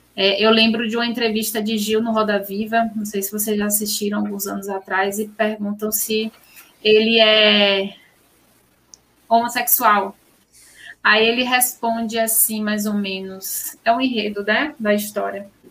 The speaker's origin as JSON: {"language": "Portuguese", "town": "Senhor do Bonfim", "region": "Bahia", "country": "Brazil", "also_born_or_lived": "Porto Alegre", "said": "Eu sou sertaneja, eu sou de Senhor do Bonfim"}